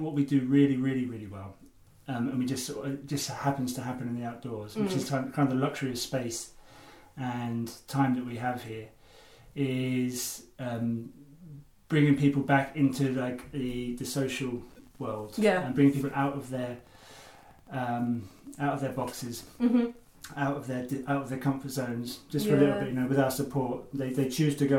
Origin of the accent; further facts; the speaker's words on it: Suffolk, East of England, United Kingdom; moved away as an adult; also born or lived in Cumbria; I come from Suffolk.